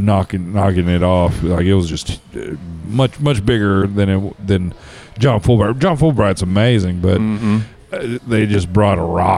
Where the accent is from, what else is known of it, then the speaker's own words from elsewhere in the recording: Midland, Texas, United States; I grew up in Midland